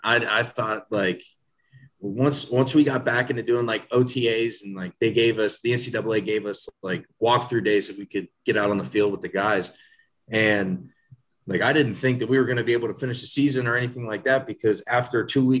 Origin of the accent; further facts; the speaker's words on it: Northern Kentucky, United States; I grew up in Northern Kentucky, went to Connor High School.